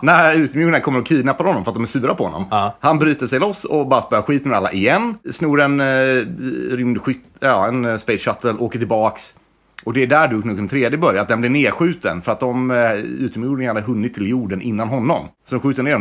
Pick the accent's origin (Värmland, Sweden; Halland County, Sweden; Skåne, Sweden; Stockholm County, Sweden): Halland County, Sweden; Varberg; moved away; Jag är från Varberg från början.